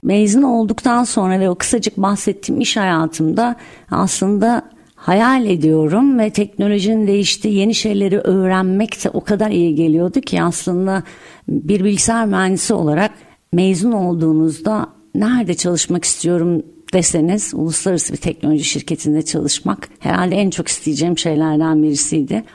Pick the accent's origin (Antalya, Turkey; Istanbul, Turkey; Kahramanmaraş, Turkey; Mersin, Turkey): Antalya, Turkey; moved away